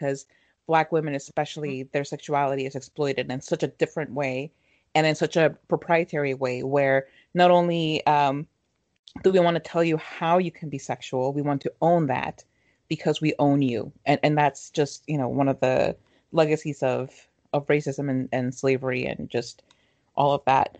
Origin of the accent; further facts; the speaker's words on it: Mexico; moved away; growing up in Mexico